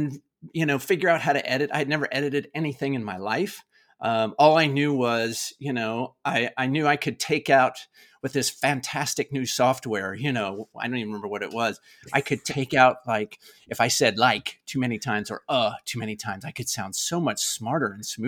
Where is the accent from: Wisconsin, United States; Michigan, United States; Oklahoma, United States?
Oklahoma, United States; I grew up in Oklahoma in the United States. I actually grew up on a racehorse ranch in Oklahoma.